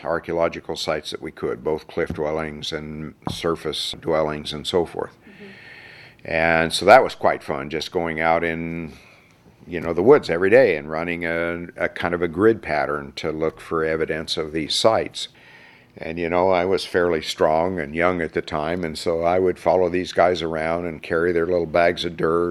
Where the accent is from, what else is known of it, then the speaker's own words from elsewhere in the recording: Mesa Verde National Park, Colorado, United States; also born or lived in Durango, Colorado; my best friends growing up in Mesa Verde at the time were all Navajos